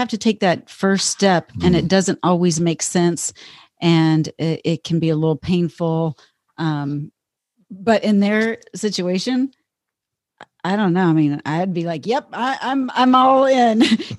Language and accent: English; Texas, United States; saying y'all all the time because I'm from Texas